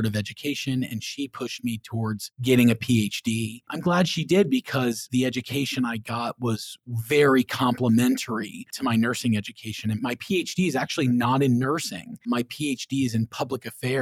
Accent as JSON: {"language": "English", "town": "Clearwater", "region": "Florida", "country": "United States", "tie": "born or raised there", "also_born_or_lived": "Orlando, Florida", "said": "I grew up over in the Clearwater area of Florida, and I moved to Orlando to go to UCF."}